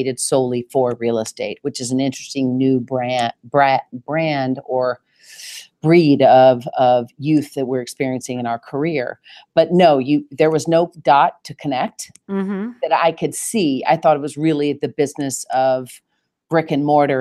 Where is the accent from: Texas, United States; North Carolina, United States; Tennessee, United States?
Tennessee, United States; Nashville; accent: Southern; now in New York, United States; I was born and raised in Nashville, Tennessee